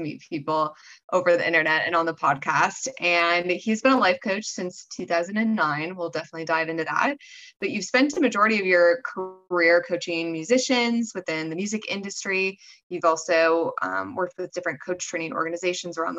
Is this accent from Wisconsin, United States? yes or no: yes; Wisconsin, United States; I'm originally from Wisconsin